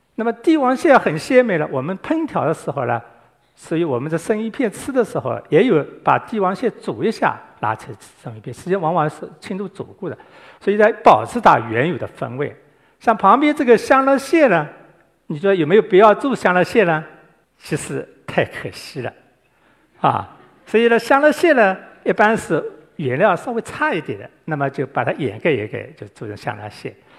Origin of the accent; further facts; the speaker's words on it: Guangdong, China; 我们广东人很喜欢包桌、包汤